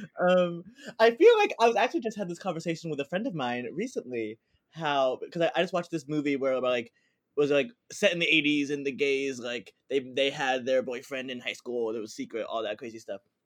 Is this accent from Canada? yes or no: no; New Jersey, United States; moved away as an adult; also born or lived in Philadelphia, Pennsylvania / New York; I born and raised in New Jersey with a little bit of a southern twist in there.